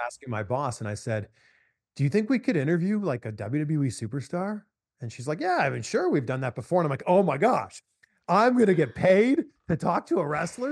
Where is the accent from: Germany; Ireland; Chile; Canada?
Canada; Pickering, Ontario; me growing up just outside of Toronto. I'm from Pickering, Ontario, Canada.